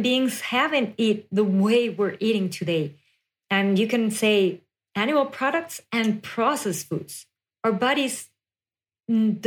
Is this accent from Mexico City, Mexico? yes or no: yes; Mexico City, Mexico; moved away as an adult; now in United States; I was born and raised in Mexico City, and then I moved to the U.S. around 7 years ago